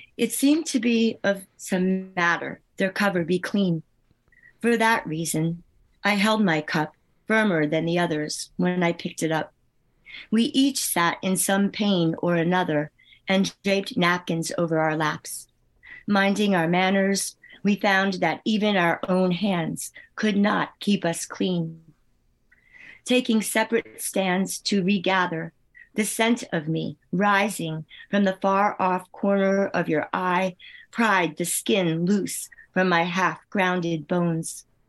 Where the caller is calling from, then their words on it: Northfield, New Jersey, United States; I'm calling from Northfield, New Jersey